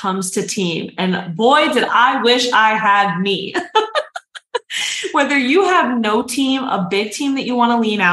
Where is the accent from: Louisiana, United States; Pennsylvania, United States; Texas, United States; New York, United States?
New York, United States; New York City; I'm a New Yorker that ran a multiple six-figure funnel agency